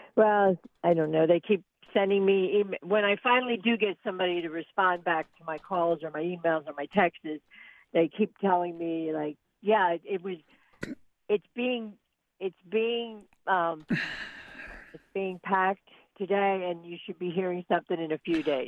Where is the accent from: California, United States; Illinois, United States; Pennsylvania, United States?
Pennsylvania, United States; Ridley Township; moved away as an adult; also born or lived in Colorado; I grew up in Ridley Township